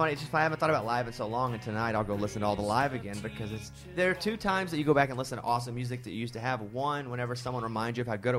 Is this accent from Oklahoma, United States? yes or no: no; Arkansas, United States; I would listen to The Edge out of Dallas and have someone record it on cassette and mail it to me because I'm from Arkansas.